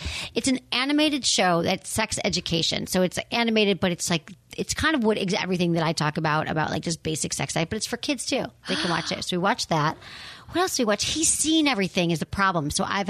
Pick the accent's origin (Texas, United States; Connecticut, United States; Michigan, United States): Michigan, United States; Farmington Hills; now in San Francisco, United States; I'm from Michigan. I'm from a town called Farmington Hills.